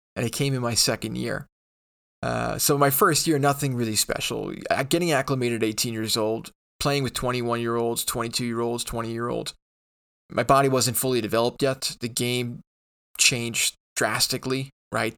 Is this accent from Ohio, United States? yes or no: no; New York, United States; born and raised in New York